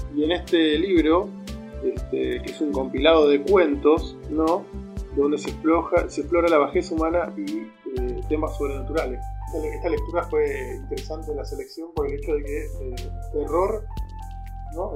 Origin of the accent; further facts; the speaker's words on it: Argentina; uno siendo argentino